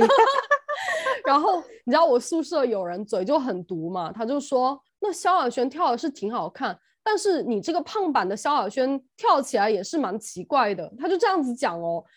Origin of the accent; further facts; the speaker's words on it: Sichuan, China; now in United Kingdom; 因为我是四川人嘛，四川的女生